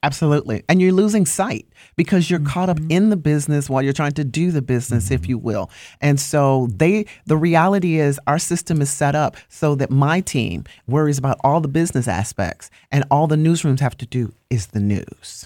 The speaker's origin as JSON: {"language": "English", "town": "Chicago", "region": "Illinois", "country": "United States", "tie": "born or raised there", "moved": "yes", "said": "I am born and raised in Chicago, Illinois, on the South Side"}